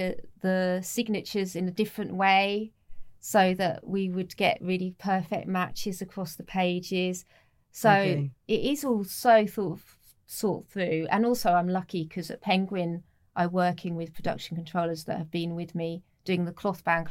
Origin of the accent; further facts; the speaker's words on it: North Norfolk, East of England, United Kingdom; also born or lived in Dulwich, London; now in London, United Kingdom; I grew up in North Norfolk.